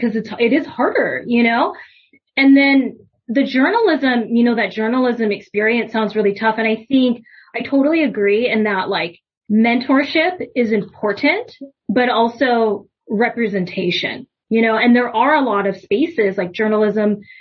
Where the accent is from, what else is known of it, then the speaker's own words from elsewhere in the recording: United States; I'm Japanese American